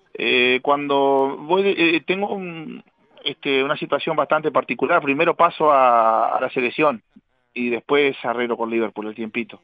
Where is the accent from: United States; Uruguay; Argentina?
Uruguay; Casablanca, Paysandú; jugué en Casablanca acá, mi pueblito, este, pasé a San Félix, que era más cerca de Paysandú, terminé en Independencia y Estudiantil en, en Paysandú mismo